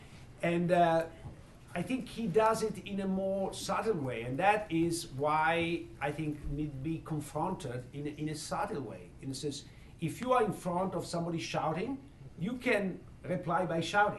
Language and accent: English; Italy; moved away as an adult; now in Chicago, United States; growing up in Italy, but when I grew up in Italy in the 70s